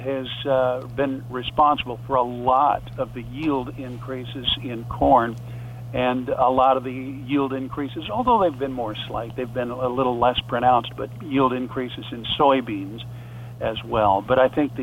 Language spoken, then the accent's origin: English; Lennox, South Dakota, United States; I grew up on the farm. It's about 20 minutes southwest of Sioux Falls near Lenox. Lenox is my hometown